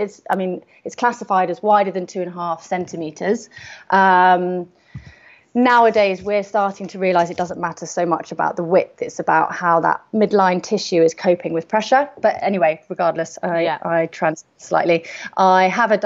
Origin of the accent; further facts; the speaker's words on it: London, United Kingdom; moved away as an adult; now in Isle of Wight, United Kingdom; I was born and bred in London